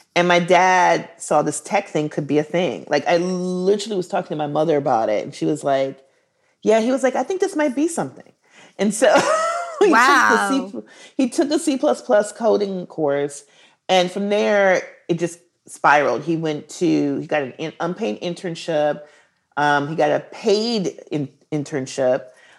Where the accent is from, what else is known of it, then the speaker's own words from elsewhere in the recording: Milwaukee, Wisconsin, United States; I'm from the Midwest. Yeah. My dad was a brewery worker at Schlitz Brewery, which is like, you know, very hipster right now. Like, everybody's into Schlitz. and so he was a brewery worker and the brewery shut down, devastated the city of Milwaukee.